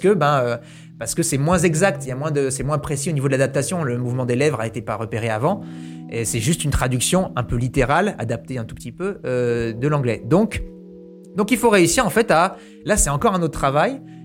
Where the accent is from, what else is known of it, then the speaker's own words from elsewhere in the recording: New Caledonia; moved away; quand j'étais petit, j'habitais en Nouvelle-Calédonie.